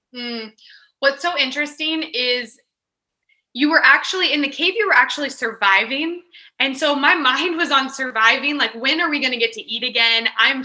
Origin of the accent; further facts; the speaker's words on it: Kansas, United States; moved away as an adult; also born or lived in California; I grew up in Kansas, and honestly, there isn't much else to do in Kansas